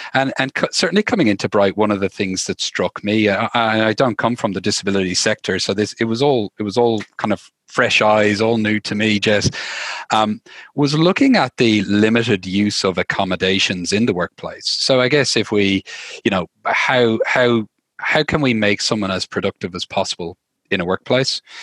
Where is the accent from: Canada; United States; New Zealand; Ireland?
Ireland; Dublin, Leinster; moved away as an adult; now in Australia; I'm from Dublin, uh, Ireland originally.